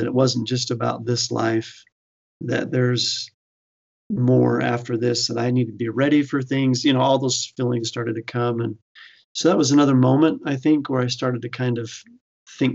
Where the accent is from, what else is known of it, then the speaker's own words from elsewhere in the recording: Fruitland, Idaho, United States; I grew up in Idaho, and typically we do think of a lot of members of the church in Idaho, and there are in the eastern part of Idaho. But I was over in the Boise area in a small town called Fruitland, Idaho